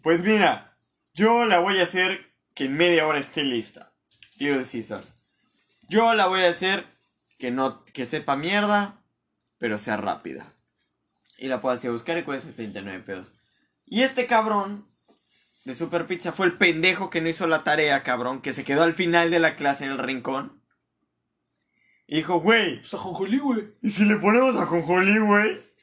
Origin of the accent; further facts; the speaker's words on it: Mérida, Yucatán, Mexico; yo te digo como ser de aquí